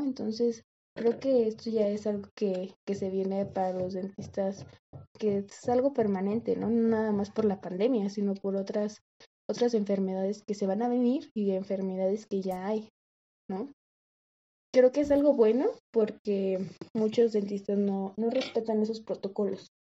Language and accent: Spanish; Mexico; aquí en México, bueno, lo que yo he visto aquí en, en mi país